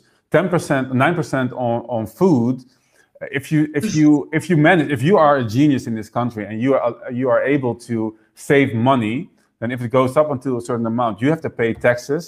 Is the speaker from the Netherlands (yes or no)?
yes; Netherlands; also born or lived in Houston, Texas; I was born in the Netherlands, and then we moved to Houston, Texas, and I lived there a few years until my parents got divorced and I moved back to the Netherlands with my mom.